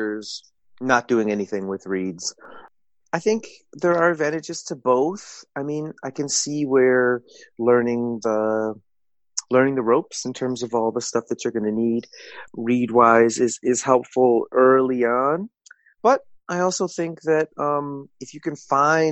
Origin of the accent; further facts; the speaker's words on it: Evanston, Illinois, United States; I grew up in Evanston outside of Chicago